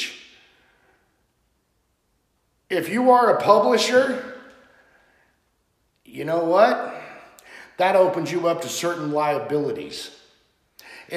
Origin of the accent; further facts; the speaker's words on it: United States; as Americans